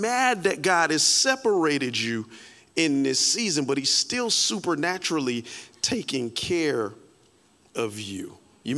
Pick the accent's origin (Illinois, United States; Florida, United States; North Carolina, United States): Florida, United States; Carol City; I'm from Carroll City